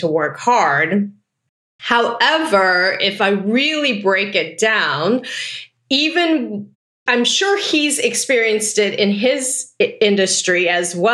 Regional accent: Taipei, Taiwan; now in Pasadena, United States; I was born in Taipei, Taiwan

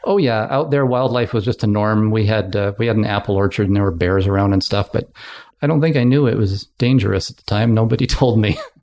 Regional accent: West Kootenays, British Columbia, Canada; moved away as an adult; also born or lived in Ottawa / Victoria / Calgary; I had job opportunities in the West Kootenays where I grew up

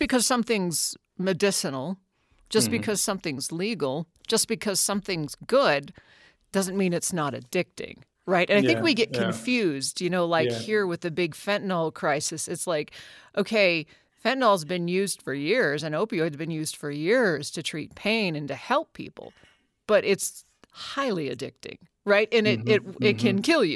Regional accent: Alaska, United States; moved away; also born or lived in Oregon / California; growing up in Alaska

